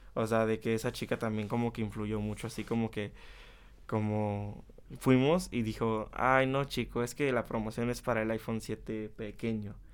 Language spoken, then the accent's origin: Spanish; Chapulco, Puebla, Mexico; also born or lived in Tehuacán, Puebla; nací en Tehuacán, pero toda mi vida he vivido, toda mi vida he vivido en Chapulco, es un pueblo que, que está como a 30